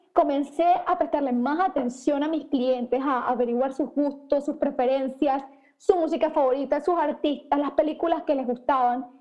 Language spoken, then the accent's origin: Spanish; Panama; soy panameña, empecé mi negocio cuando tenía 17 años en el colegio